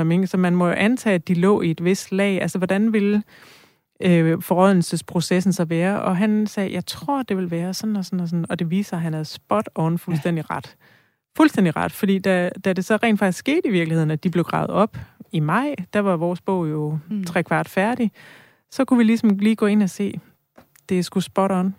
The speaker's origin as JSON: {"language": "Danish", "area": "near Rigskov", "region": "Central Denmark Region", "country": "Denmark", "tie": "born or raised there", "moved": "yes", "said": "jeg er selv vokset op øh, nogle kilometer derfra"}